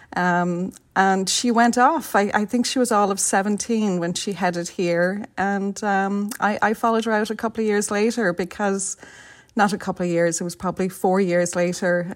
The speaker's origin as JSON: {"language": "English", "town": "Dublin", "region": "Leinster", "country": "Ireland", "tie": "born or raised there", "moved": "as an adult", "lives_now": "San Francisco, United States", "said": "I'm from Vibbsborough, not, a stone's throw from Cabra."}